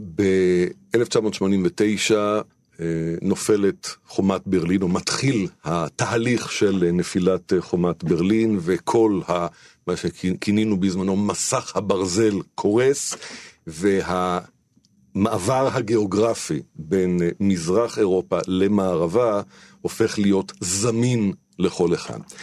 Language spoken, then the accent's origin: Hebrew; Israel; אצלנו בישראל